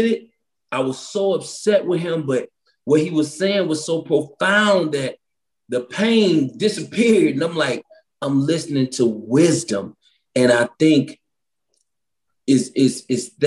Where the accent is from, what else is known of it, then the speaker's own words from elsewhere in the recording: St. Louis, Missouri, United States; also born or lived in California; now in Utah, United States; I've been here 3 years now. I came here from California. I'm originally from St. Louis